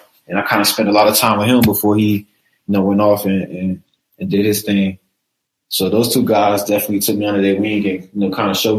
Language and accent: English; Florida, United States; moved away as an adult; now in Madison, United States; It most definitely helped me a lot growing up in Florida.